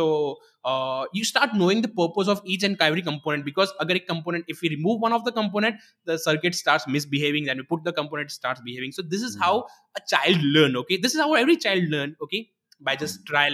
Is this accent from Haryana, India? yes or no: no; Gujarat, India; written in a local regional Gujarati language, as I'm from Gujarat